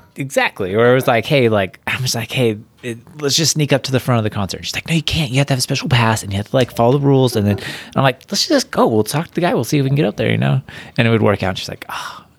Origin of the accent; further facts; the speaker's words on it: Huntington Beach, California, United States; I grew up in, like, Huntington Beach, California